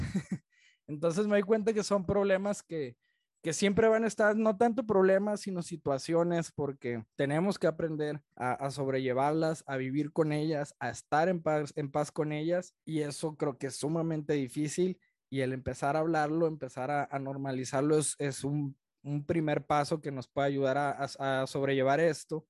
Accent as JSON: {"language": "Spanish", "town": "Culiacán", "region": "Sinaloa", "country": "Mexico", "moved": "yes", "lives_now": "Guadalajara, Mexico", "said": "soy un arquitecto de Culiacán, Sinaloa, que vive en la ciudad de Guadalajara"}